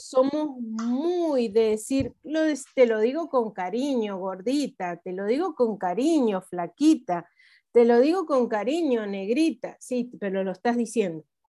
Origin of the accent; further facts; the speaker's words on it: Argentina; como argentinos tenemos muchas